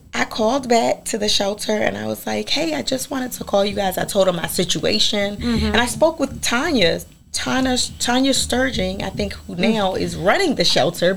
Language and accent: English; Philadelphia, Pennsylvania, United States; moved away; I'm from Philadelphia. We would sit on the stoop.